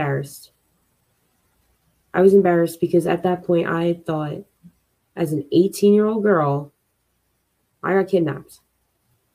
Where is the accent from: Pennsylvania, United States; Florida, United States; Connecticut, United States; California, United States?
Pennsylvania, United States; Philadelphia; I'm from Philly